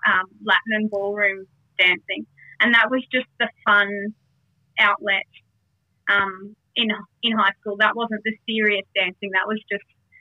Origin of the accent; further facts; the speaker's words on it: Toowoomba, Queensland, Australia; also born or lived in Darwin; I was born in Darwin, but moved to Toowoomba quite early on, and haven't really moved away. Just done bits and pieces here and there, but really just a homegrown Toowoomba girl